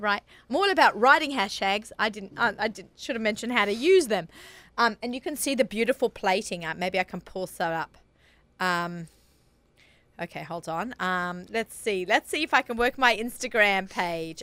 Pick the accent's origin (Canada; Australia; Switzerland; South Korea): Australia; accent: Australian; moved away as an adult; that's the Aussie in me